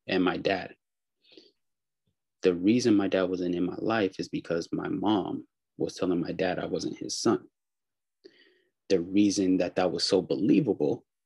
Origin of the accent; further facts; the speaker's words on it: Pittsburg, California, United States; So I live in California. I'm from Pittsburgh in the Bay Area.